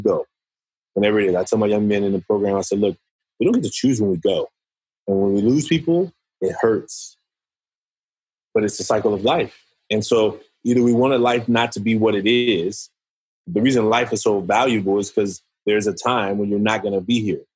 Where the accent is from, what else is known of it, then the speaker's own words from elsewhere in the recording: Oakland, California, United States; I'm from Oakland, California. I was raised by a single mother. I went through a lot of struggles growing up in Oakland